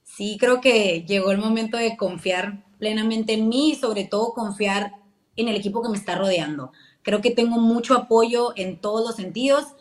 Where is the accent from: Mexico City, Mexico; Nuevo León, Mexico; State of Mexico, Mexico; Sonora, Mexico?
Sonora, Mexico; Hermosillo; Hermosillo, Sonora, orgullosamente de Villa de Ceres